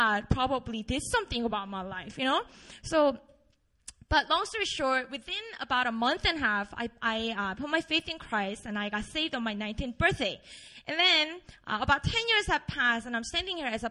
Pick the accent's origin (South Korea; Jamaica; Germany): South Korea; Busan; English is a second language; moved away as an adult; also born or lived in Seoul; I grew up in Busan, a beautiful city down in South in Korea